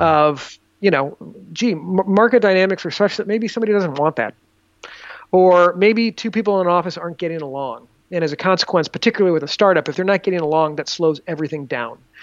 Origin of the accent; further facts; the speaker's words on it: Des Moines, Iowa, United States; moved away as an adult; also born or lived in Chicago / Boston / New York City / Dominican Republic; I grew up in Des Moines.